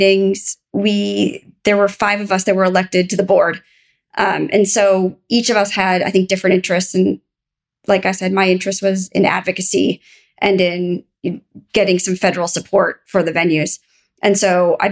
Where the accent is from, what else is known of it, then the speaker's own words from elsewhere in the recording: Minneapolis, Minnesota, United States; I'm from Minnesota